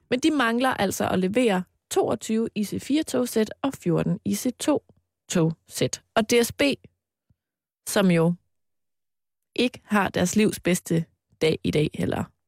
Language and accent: Danish; Mols, Central Denmark Region, Denmark; da jeg var barn og boede på Mols